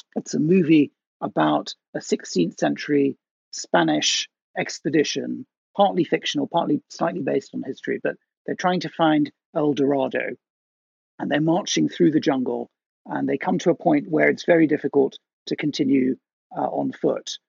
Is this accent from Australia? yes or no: no; Netherlands; moved away; I grew up in Holland